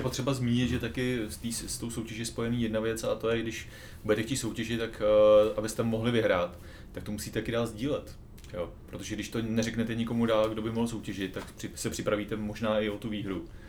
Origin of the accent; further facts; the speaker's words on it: Czechia; jsme z České republiky